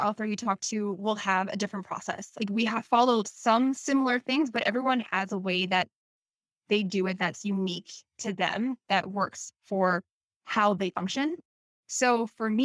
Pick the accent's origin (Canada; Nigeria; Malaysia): Canada; also born or lived in South Korea; I'm from Canada